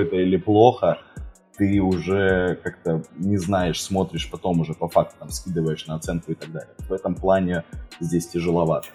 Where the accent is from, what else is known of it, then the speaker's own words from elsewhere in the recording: Rostov-on-Don, Rostov Oblast, Russia; Я и сам из Ростова-на-Дону